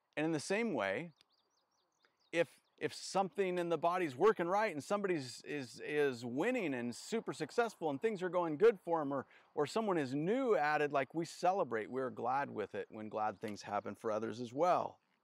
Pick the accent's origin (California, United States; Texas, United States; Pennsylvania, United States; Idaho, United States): Idaho, United States; North; I grew up in North Idaho